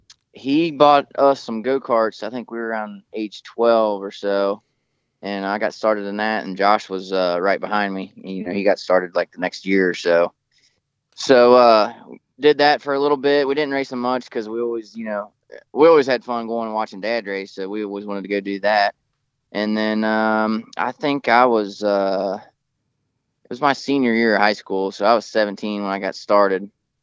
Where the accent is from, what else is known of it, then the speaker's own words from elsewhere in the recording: Florence, Kentucky, United States; I grew up in Northern Kentucky here around Florence Speedway. My house is literally like 5 miles down the road.